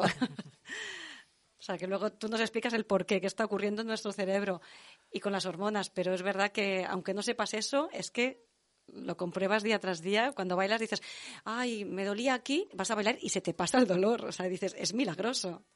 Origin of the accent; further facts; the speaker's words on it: Tarragona, Catalonia, Spain; En Tarragona, que mis orígenes son de Tarragona